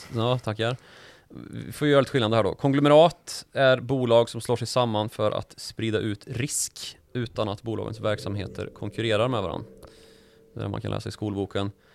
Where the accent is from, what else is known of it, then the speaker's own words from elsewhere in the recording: Karlstad, Värmland, Sweden; när jag var liten i Karlstad